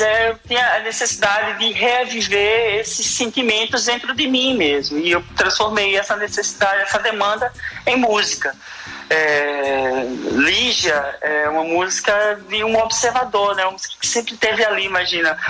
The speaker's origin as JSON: {"language": "Portuguese", "town": "Recife", "region": "Pernambuco", "country": "Brazil", "tie": "born or raised there", "said": "sou pernambucano, sou nascido no Recife."}